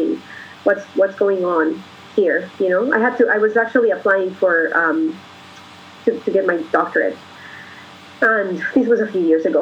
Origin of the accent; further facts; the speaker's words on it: Colombia; moved away; I'm a foreigner from Colombia